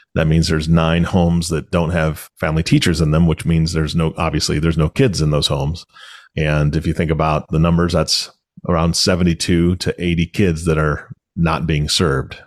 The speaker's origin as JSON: {"language": "English", "region": "Washington", "country": "United States", "also_born_or_lived": "Omaha, Nebraska", "moved": "as an adult", "said": "I'm from Washington State"}